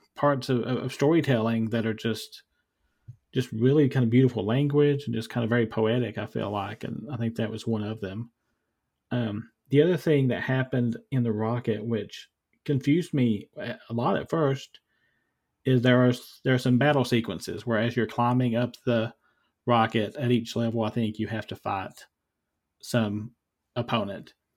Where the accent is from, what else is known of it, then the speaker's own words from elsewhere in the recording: Eastern Kentucky, United States; moved away; where I grew up in Eastern Kentucky